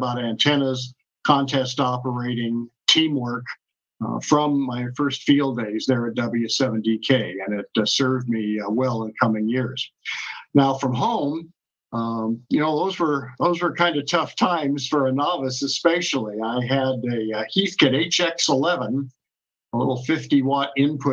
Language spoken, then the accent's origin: English; Tacoma, Washington, United States; moved away as an adult; also born or lived in Japan; I grew up in Tacoma, Washington